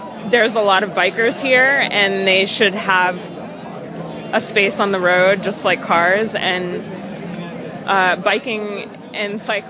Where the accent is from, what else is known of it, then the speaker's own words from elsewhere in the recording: Claremont, California, United States; moved away as an adult; now in Los Angeles, United States; I'm actually from Claremont, California.